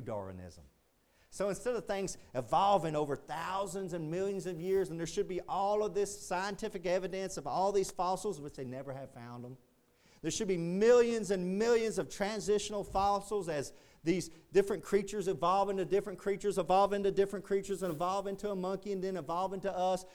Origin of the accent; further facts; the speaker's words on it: Texas, United States; being a Texan